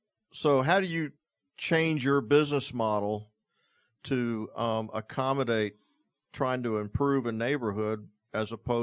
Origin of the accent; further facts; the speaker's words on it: Florida, United States; I was born and raised down in the Everglades, and so I was always raised with a sense of nature